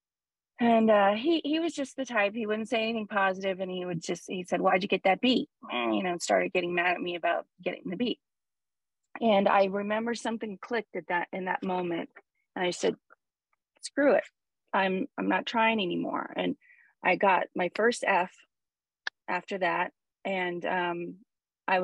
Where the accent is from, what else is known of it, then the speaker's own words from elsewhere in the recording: Huntington Beach, California, United States; I grew up in Huntington Beach, California, where Paul is now